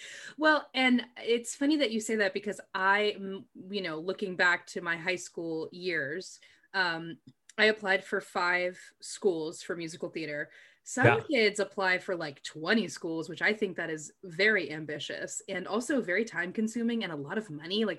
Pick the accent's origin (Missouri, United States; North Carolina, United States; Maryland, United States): Maryland, United States; moved away as an adult; I didn't want to go super far away from where I grew up in Maryland.